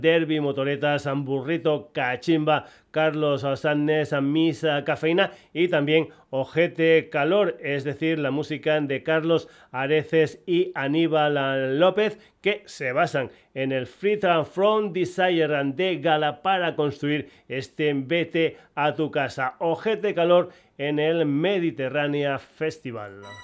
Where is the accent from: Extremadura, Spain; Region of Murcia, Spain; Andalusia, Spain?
Extremadura, Spain; mi tierra, para Extremadura